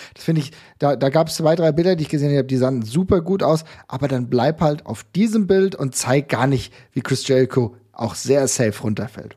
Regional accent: Germany; als Deutscher

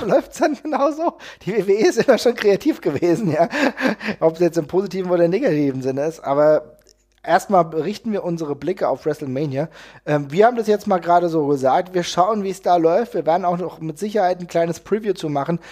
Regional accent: Hesse, Germany; Ich komme aus Hessen

